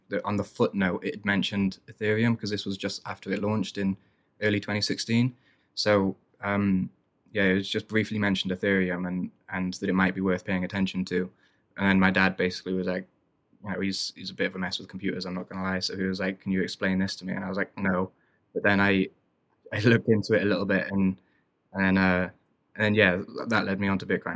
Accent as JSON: {"language": "English", "region": "Wales", "country": "United Kingdom", "tie": "born or raised there", "said": "growing up in Wales"}